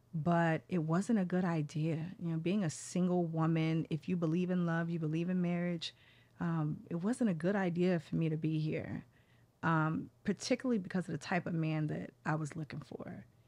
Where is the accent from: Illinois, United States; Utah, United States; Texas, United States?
Texas, United States; Dallas; also born or lived in Oklahoma City; I'm from Dallas, Texas, Oklahoma City.